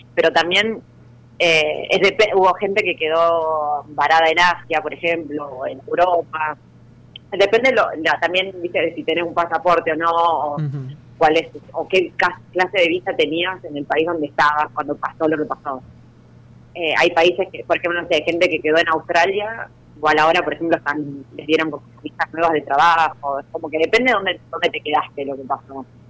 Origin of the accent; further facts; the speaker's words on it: Junín, Buenos Aires Province, Argentina; yo soy de Junín